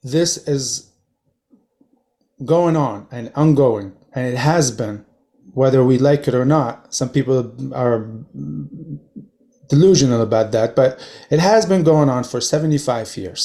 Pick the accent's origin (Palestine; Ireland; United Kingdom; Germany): Palestine; Gaza, Gaza Strip; moved away; I was raised in Gaza.